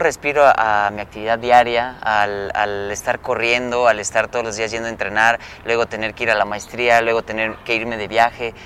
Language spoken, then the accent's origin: Spanish; Yucatán, Mexico; somos de Yucatán